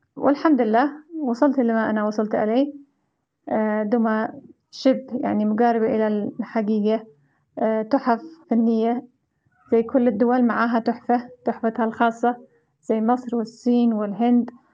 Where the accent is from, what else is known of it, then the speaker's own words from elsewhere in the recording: Yemen; إحنا كيمنيين